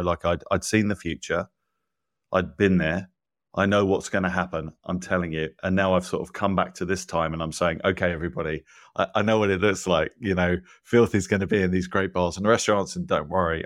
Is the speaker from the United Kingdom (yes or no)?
yes; England, United Kingdom; moved away as an adult; now in United States; I'm not from here originally, you know, I grew up in England